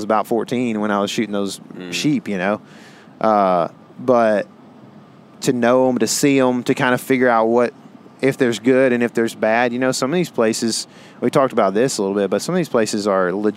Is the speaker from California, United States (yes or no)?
no; Texas, United States; we're from Texas